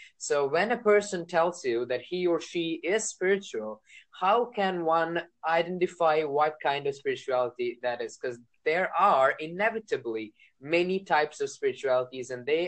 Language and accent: English; India; I'm from India